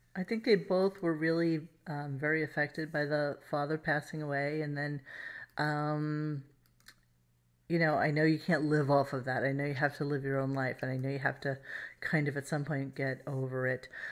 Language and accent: English; New York City, New York, United States; everybody I grew up with in Brooklyn